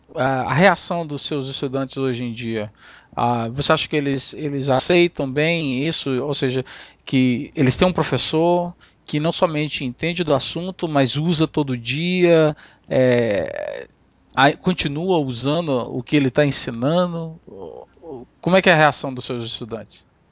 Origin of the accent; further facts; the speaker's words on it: Amapá, Brazil; moved away; fui olhar aqui na cidade onde eu nasci, no Amapá